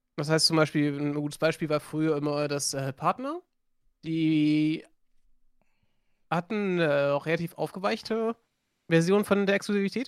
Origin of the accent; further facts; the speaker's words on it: Germany; accent: light Frisian; Wir haben ja bei uns hier den, einen leicht friesischen Akzent